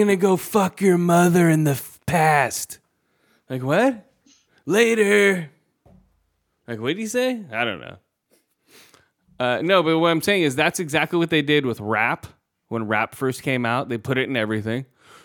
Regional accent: San Francisco, California, United States; we grew up in San Francisco

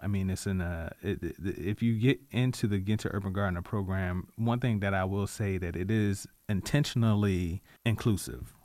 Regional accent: Richmond, Virginia, United States; I'm a native Richmonder. I'm from Southside. I was raised off of Hopkins Road.

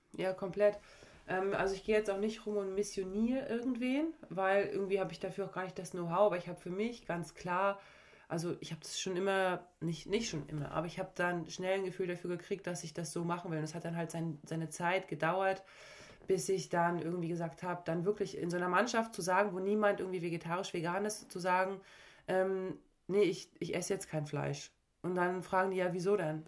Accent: Parchim, Mecklenburg-Vorpommern, Germany; also born or lived in Schwerin / Leverkusen; ich komme aus einem kleinen Ort hier neben Schwerin, also Parchim, und bin dann aber früh aufs Sportsenat gegangen mit 12, 13 ähm, und habe da, da dann eigentlich in Schwerin gewohnt und ich würde auch immer sagen, okay, ich bin Schweriner

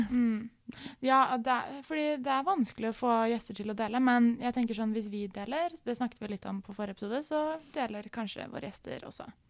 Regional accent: Oslo, Norway; moved away as an adult; hele miljøet mitt er veldig liksom hjemme i Oslo

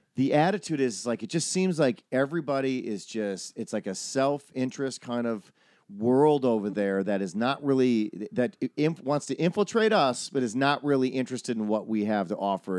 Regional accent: Wisconsin, United States; growing up in Wisconsin

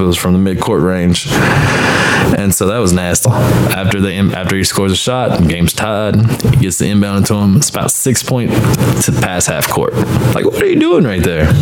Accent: Clarksville, Tennessee, United States; I'm from Clarksville, about 30 minutes west of Nashville

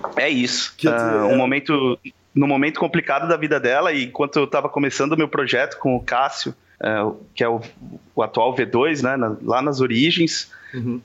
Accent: Diadema, São Paulo, Brazil; now in Florianópolis, Brazil; sou de Diadema, de São Paulo

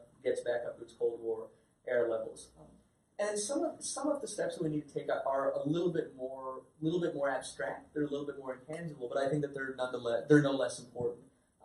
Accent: United States; I'm a child of immigrants. I was born in the United States. My parents are from Pakistan.

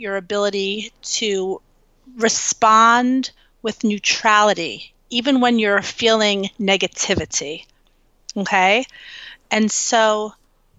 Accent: New York City, New York, United States; I grew up in New York City.

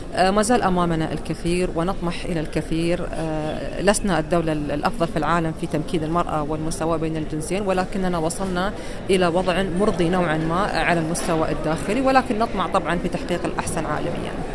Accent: Qatar; بلدي قطر

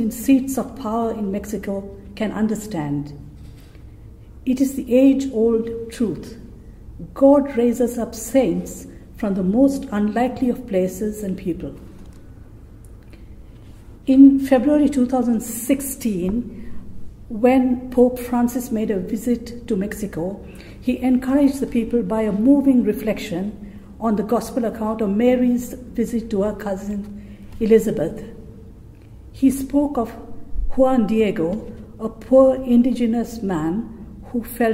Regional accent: India; moved away; also born or lived in Kerala; from my mother country, India.

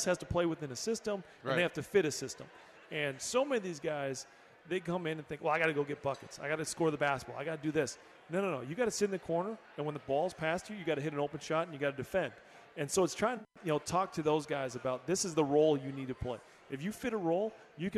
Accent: Wisconsin, United States; Born and raised in Wisconsin

